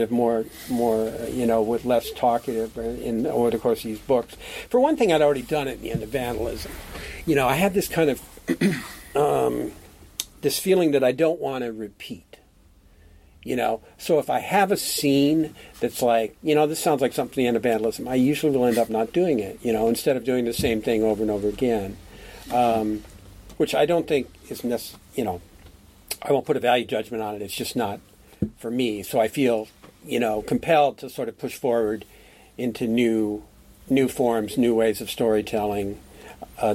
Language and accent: English; Iowa, United States; I'm from Iowa